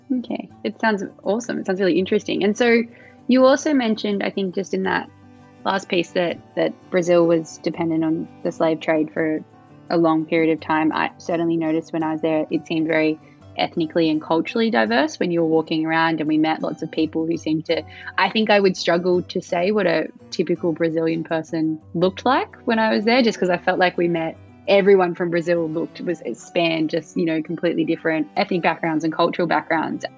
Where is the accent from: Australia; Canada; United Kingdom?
Australia; in Australia, people are very much like I'm Australian, but we also have a very multicultural